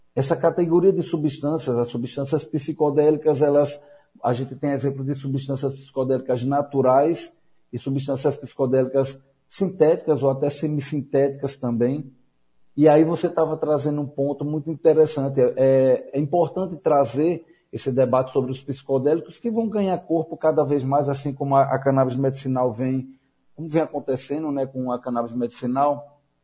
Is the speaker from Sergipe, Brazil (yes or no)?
yes; Aracaju, Sergipe, Brazil; moved away as an adult; also born or lived in Cuba / Recife; Eu sou natural de Aracaju